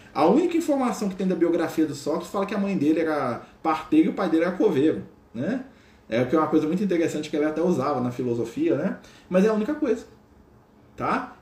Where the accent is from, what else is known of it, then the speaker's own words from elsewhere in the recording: Minas Gerais, Brazil; accent: mineiro; Então, eu falo uai, né? Eu falo trem, eu falo nós vai, nós vem, né? Que é o nosso sotaque aqui de Minas Gerais